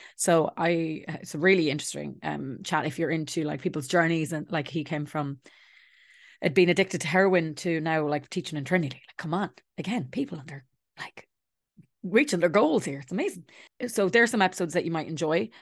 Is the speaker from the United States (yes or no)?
no; Ireland; as Irish people